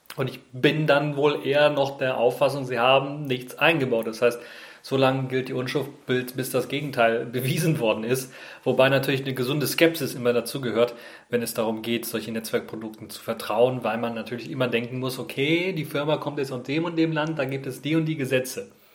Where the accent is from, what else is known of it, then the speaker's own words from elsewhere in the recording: Germany; bei uns in Deutschland